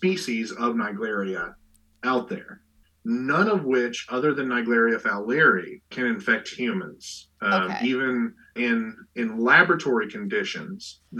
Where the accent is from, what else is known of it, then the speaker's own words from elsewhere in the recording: Eastern Kentucky, United States; where I grew up in Eastern Kentucky